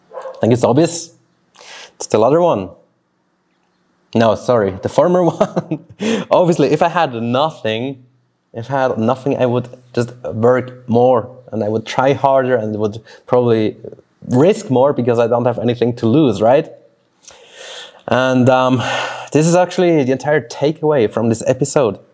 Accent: Switzerland; first language Swiss German; English is a second language; moved away as an adult; also born or lived in Brazil; this is where I grew up

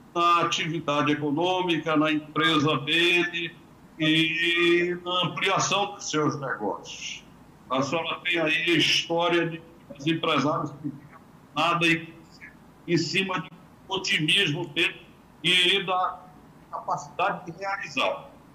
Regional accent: Brazil; como brasileiros

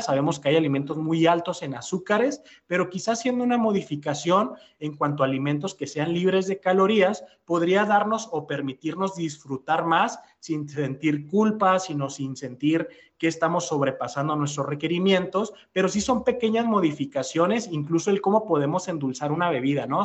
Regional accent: Mexico; nos caracterizamos como mexicanos

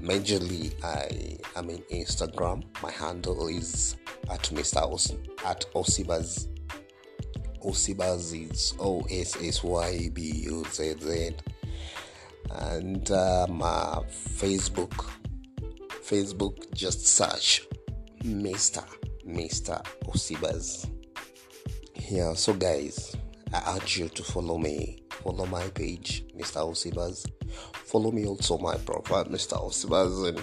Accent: Kenya; I'm a Kenyan.

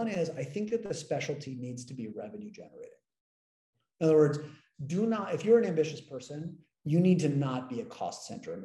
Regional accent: United States; also born or lived in London; I'm the American and I'm young

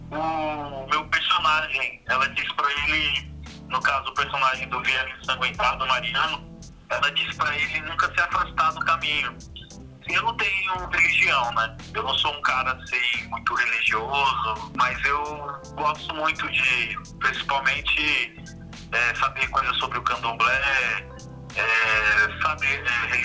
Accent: Itapecerica da Serra, São Paulo, Brazil; eu sou nascido e criado em Tapiceica da Serra, mas eu sou um cidadão do mundo.

